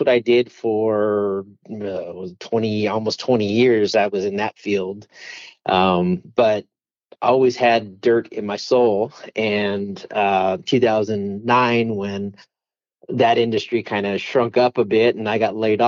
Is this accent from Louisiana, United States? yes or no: no; Monterey Park, California, United States; moved away as an adult; also born or lived in Los Angeles, California; now in Arizona, United States; grew up in the Monterey Park, Montebello area